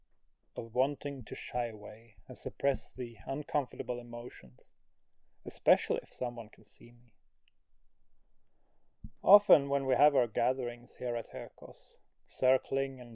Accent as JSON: {"language": "English", "country": "Sweden", "tie": "born or raised there", "said": "Growing up in Sweden"}